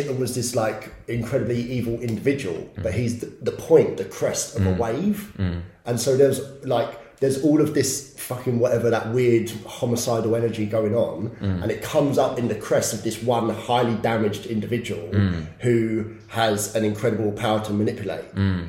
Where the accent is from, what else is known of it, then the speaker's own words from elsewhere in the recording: England, United Kingdom; I'm English, and this, I'm that, and it's all just waves.